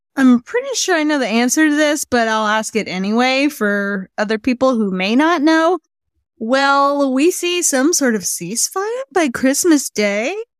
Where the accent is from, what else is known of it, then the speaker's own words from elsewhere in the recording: United States; we're American